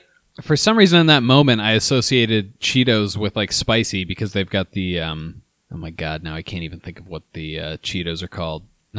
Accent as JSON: {"language": "English", "region": "Midwest", "country": "United States", "said": "we're from the Midwest."}